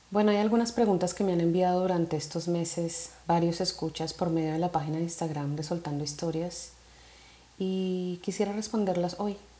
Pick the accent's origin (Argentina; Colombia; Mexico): Colombia; soy una mujer colombiana